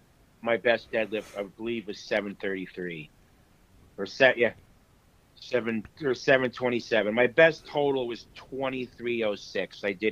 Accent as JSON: {"language": "English", "town": "Orlando", "region": "Florida", "country": "United States", "tie": "born or raised there", "said": "he actually lifted in the WPO meet from my hometown, the first one I ever had in Orlando."}